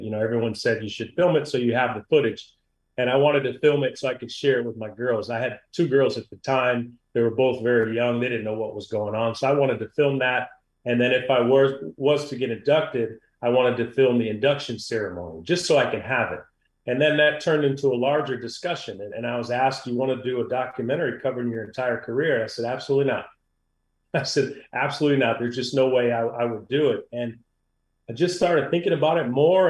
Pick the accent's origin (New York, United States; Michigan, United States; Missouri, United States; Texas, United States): Michigan, United States; also born or lived in New Jersey; I grew up in Michigan, but I'd go back every summer